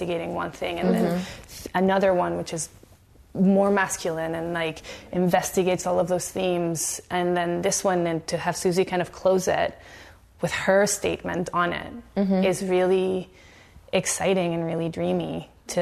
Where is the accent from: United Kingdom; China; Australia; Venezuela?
Venezuela; moved away as an adult; now in Canada; I grew up in Venezuela